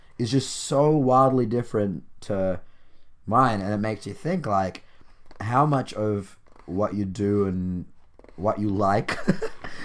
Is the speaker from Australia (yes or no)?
yes; Australia; as an Australian